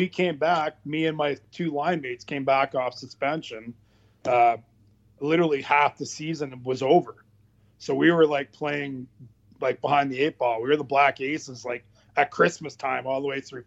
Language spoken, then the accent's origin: English; Pembroke, Ontario, Canada; in Pembroke, where I live